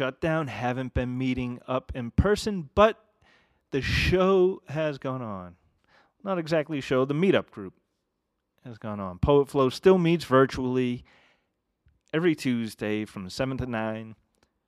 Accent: Massachusetts, United States; now in Ogden, United States; I grew up in New England

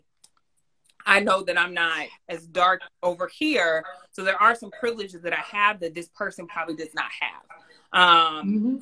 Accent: California, United States; moved away; also born or lived in New York; I grew up in California, loved the sun, was always in the sun.

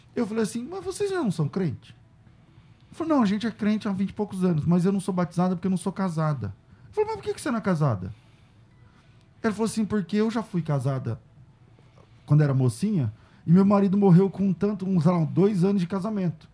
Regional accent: Northeast Region, Brazil; eu sou do Nordeste

